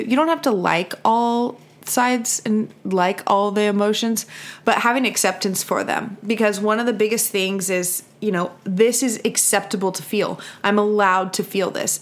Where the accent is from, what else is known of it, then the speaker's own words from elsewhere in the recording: California, United States; I'm from California